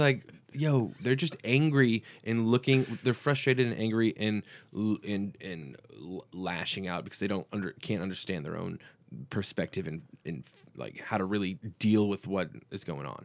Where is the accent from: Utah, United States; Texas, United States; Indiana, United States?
Texas, United States; we're from Texas